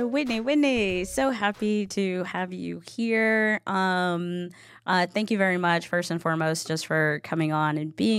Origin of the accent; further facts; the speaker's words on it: East Texas, United States; I grew up in the Bible Belt of East Texas